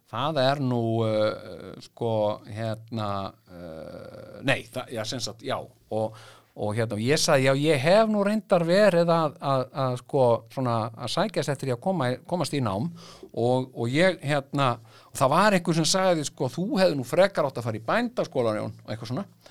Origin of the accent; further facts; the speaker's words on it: Iceland; ég verði hópi íslendinga